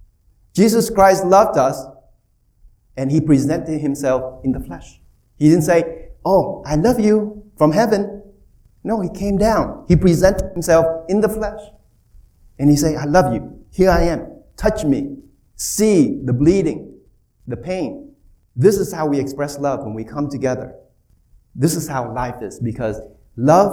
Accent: Bay Area, California, United States; I'm from California. Bay Area

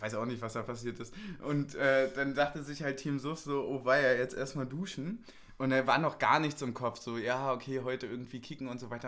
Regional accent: Germany; als Deutscher mit blonden Haaren

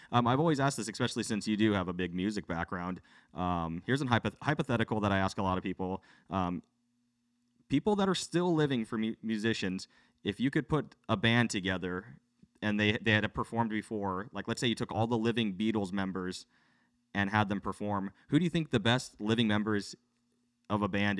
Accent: Philippines; I'm Filipino. I'm biased.

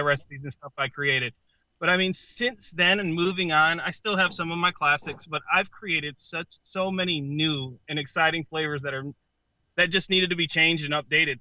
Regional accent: Connecticut, United States; I come from Connecticut

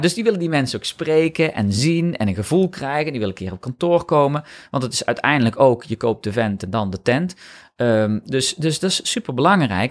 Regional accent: North Brabant, Netherlands; ik kom uit Brabant

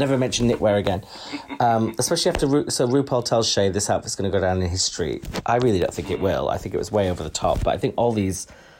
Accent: United Kingdom; we're British

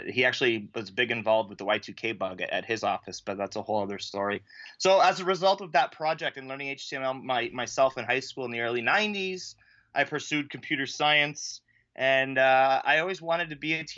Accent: Ontario, Canada; I'm a teacher from Ontario, Canada

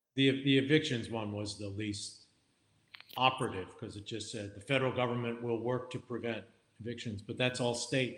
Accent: Wilmington, Delaware, United States; moved away; in my home state of Delaware. You know, Joe, Joe Biden and I are fellow Delawareans.

